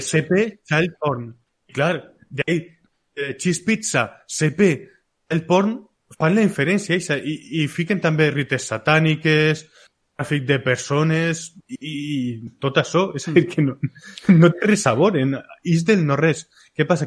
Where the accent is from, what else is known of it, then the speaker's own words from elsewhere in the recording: a village next to Polop, Valencian Community, Spain; al costado del meu poble, en Polop